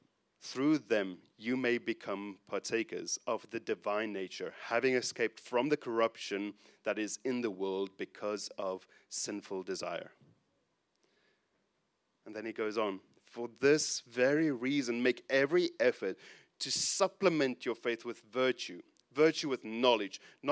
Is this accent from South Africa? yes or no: yes; South Africa; he was instrumental in the church that I grew up in South Africa.